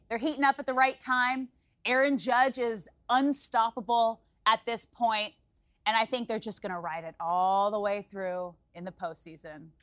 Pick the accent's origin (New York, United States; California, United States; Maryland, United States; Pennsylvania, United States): California, United States; Los Angeles; it's my hometown team.